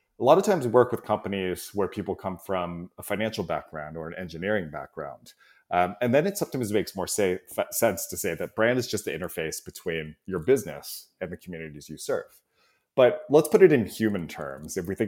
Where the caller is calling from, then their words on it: San Francisco, California, United States; I'm in San Francisco Bay Area, so enjoying a nice 70-degree day here in the Bay Area.